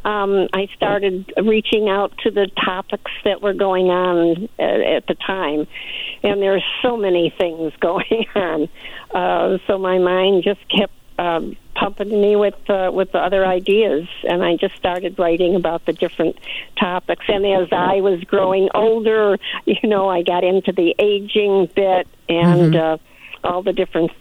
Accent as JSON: {"language": "English", "town": "Chicago", "region": "Illinois", "country": "United States", "also_born_or_lived": "the desert (Coachella Valley area)", "moved": "as an adult", "said": "I'm originally 100 years ago from Chicago"}